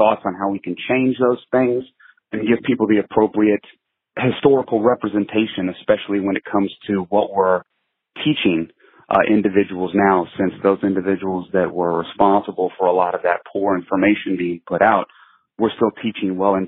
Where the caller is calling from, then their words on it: Tacoma, Washington, United States; I'm calling from Tacoma, Washington.